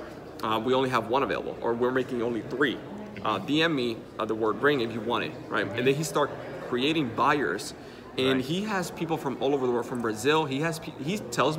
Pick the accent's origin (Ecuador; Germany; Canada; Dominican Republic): Dominican Republic; first language Spanish; English is a second language; I'm from the Dominican Republic